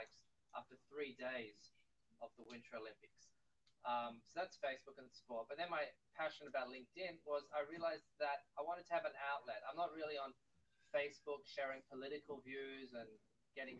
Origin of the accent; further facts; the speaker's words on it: Australia; moved away as an adult; now in Israel; I'm from Australia, met Aliyah in 2004, been living here since